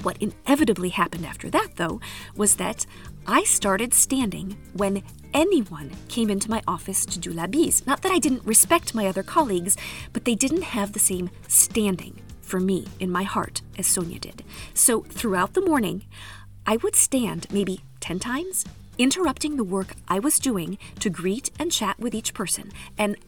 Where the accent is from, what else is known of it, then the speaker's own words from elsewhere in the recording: United States; moved away as an adult; now in France; as an American